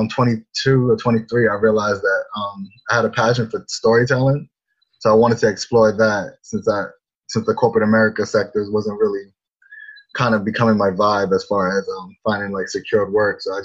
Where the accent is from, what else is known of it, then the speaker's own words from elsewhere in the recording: New York City, New York, United States; also born or lived in North Amityville, Long Island, New York; I was born in the Bronx. I lived there till about 11 years old. And then we moved to a suburb called North Amityville, which is it's in Long Island.